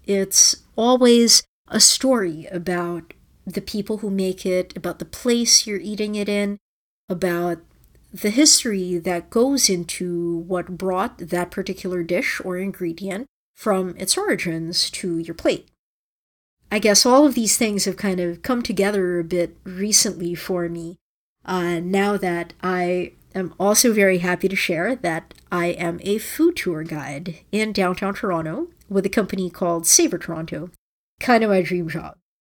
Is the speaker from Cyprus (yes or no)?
no; Philippines; moved away; my own identity is inextricably tied to my experiences growing up in the Philippines